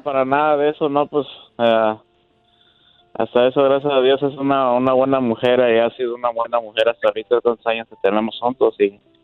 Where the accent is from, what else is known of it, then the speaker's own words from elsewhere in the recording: Veracruz, Mexico; Yo soy de Veracruz